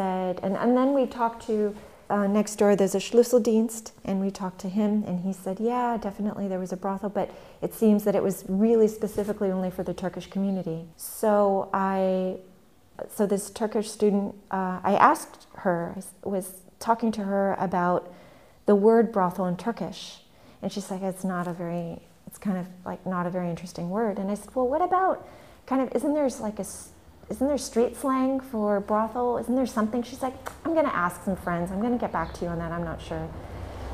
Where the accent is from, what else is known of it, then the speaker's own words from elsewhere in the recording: California, United States; now in Berlin, Germany; coming from the States and living here, growing up in California